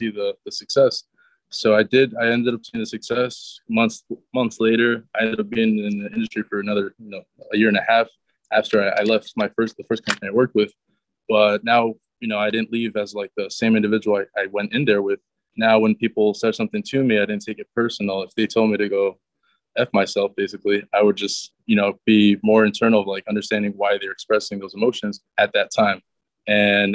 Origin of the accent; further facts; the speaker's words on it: Connecticut, United States; also born or lived in New Rochelle, New York; So then my parents moved to Connecticut in 2004. I was 8 years old, and from 8 years old up until 22, up until now, you know, I've been here in this kind of New Haven County area